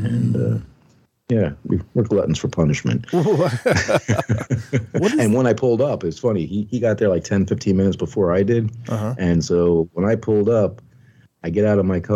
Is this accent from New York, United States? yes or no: yes; Long Island, New York, United States; moved away; I was from New York, so I didn't do much camping on Long Island